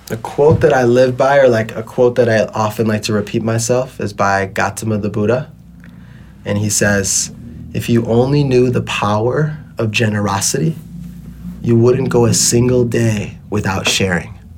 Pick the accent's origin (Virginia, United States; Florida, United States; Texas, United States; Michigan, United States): Michigan, United States; Detroit; now in Bali, Indonesia; You know, I grew up in Detroit